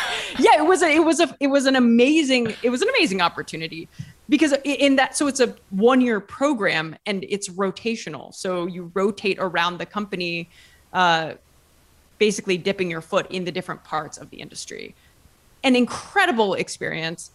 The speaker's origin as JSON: {"language": "English", "region": "Ohio", "country": "United States", "tie": "born or raised there", "moved": "as an adult", "lives_now": "Italy", "said": "I'm from Ohio, um, small town in Ohio, and lived in Ohio my whole life, went to college also in Ohio"}